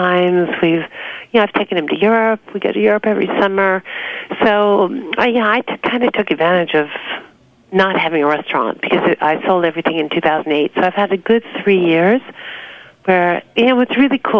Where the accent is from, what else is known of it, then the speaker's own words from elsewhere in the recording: New York City, New York, United States; also born or lived in Long Island; I was born and raised in New York.